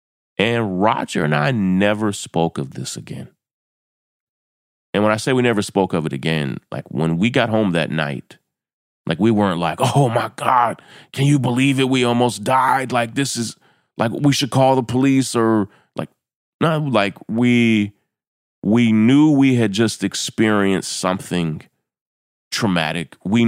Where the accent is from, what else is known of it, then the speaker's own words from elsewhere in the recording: Kentucky, United States; We grew up in Kentucky